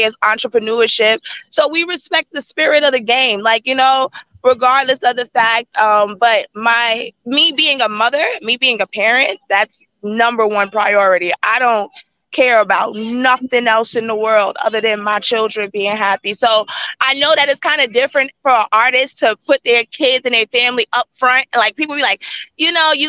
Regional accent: Yonkers, New York, United States; moved away as an adult; now in Middletown, United States; I'm in Yonkers. I'm from Yonkers. 914.

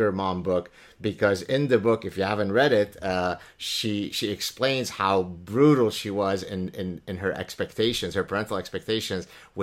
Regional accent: Lebanon; first language Arabic; English is a second language; Arabic is my mother tongue, Hebrew because we're Lebanese Jews

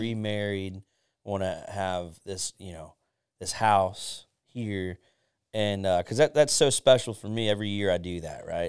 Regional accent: Pinellas County, Florida, United States; I was born and raised in Pinellas

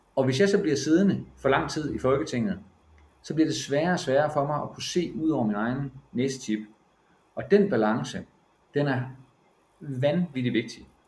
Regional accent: Silkeborg, Central Denmark Region, Denmark; moved away as an adult; now in Bornholm, Denmark; i Silkeborg, hvor jeg kommer fra

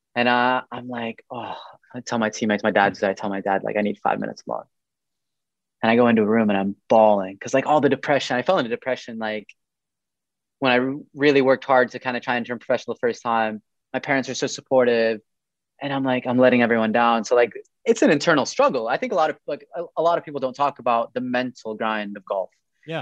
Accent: Eastern Province, Saudi Arabia; also born or lived in United States; I grew up in America up until the age of eight, like from three to eight, my parents were finishing up their university degree. And I came back to Saudi

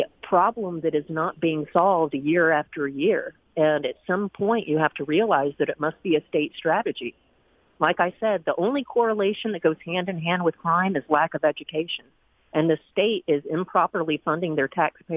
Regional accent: Nashville, Tennessee, United States; moved away as an adult; also born or lived in Texas; now in Mississippi, United States; I was from Nashville. I was raised in Nashville

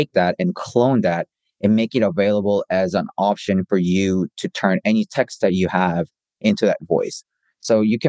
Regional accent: South Korea; also born or lived in Canada; now in United States; I grew up in Korea, spent a little bit of time in Canada, and I spent half my life in the States, going from the East Coast to the West Coast.

